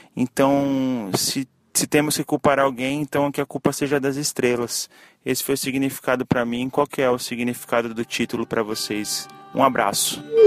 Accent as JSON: {"language": "Portuguese", "town": "Santos", "region": "São Paulo", "country": "Brazil", "said": "sou de Santos, São Paulo"}